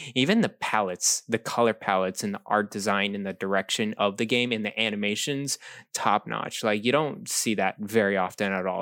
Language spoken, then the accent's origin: English; Texas, United States; moved away; when I grew up in Texas